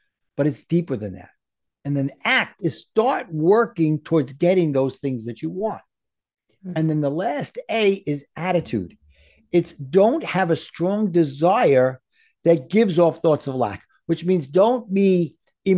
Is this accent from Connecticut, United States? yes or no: no; New York, United States; accent: New York; my New York accent